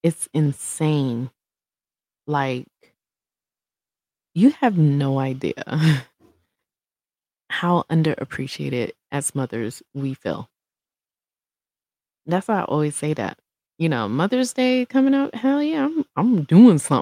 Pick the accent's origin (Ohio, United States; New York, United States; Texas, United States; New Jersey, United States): New York, United States; Brooklyn; now in Colorado, United States; When I was growing up in Brooklyn